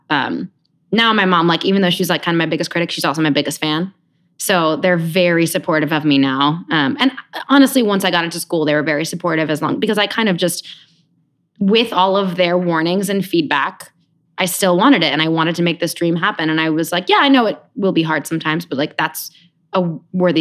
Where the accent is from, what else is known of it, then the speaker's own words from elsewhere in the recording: Rockland County, New York, United States; also born or lived in Queens / Michigan / London; then we moved to Rockland County, New York, which is the poor man's Westchester. It's across the Hudson River. 45 minutes north. And I kind of did the majority of my growing up there